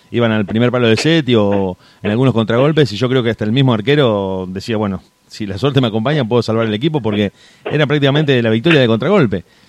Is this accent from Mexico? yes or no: no; Argentina; uno como argentino